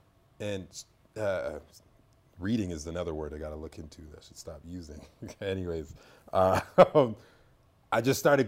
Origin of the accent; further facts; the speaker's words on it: Trinidad & Tobago; What about you? Where are you from? I was like, Trinidad.